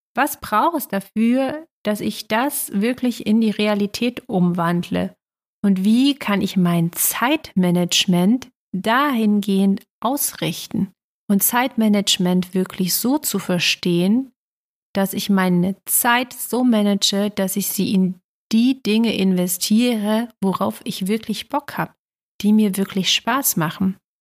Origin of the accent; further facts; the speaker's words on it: East Germany, Germany; bin ja in Ostdeutschland groß geworden